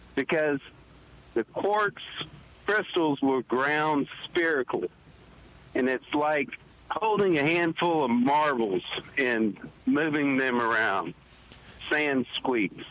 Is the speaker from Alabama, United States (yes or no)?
yes; Mobile, Alabama, United States; from Mobile, Alabama